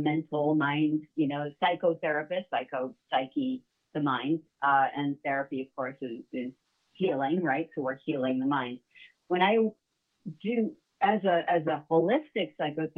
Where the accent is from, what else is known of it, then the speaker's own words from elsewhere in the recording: upstate New York, United States; also born or lived in Illinois / Manhattan / Rockland County / New Mexico; I was born in Illinois, but I was only there for about 3 to 6 weeks. I think it was 6 weeks. And then I moved to New York State, upstate. And I've essentially been a New Yorker my whole life